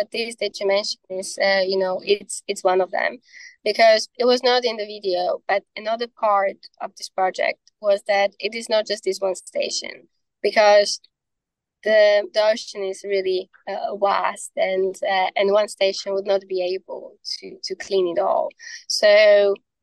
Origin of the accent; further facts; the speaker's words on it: Slovakia; I'm from Slovakia